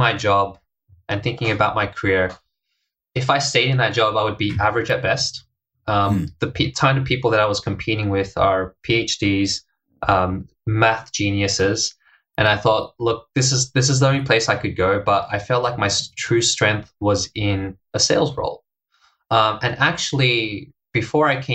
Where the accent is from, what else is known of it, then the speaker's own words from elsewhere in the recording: Australia; moved away as an adult; also born or lived in Hong Kong; now in Japan; I'm from Australia.